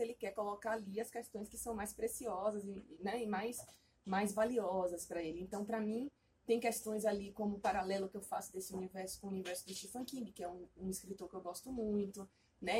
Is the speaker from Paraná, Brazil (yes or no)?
no; Bahia, Brazil; now in São Paulo, Brazil; Eu sou baiana, né? Não sei se vocês sabem, eu moro aqui, mas eu, eu não sou daqui, eu sou baiana. Então eu cresci no meio dessa, dessa maluquice toda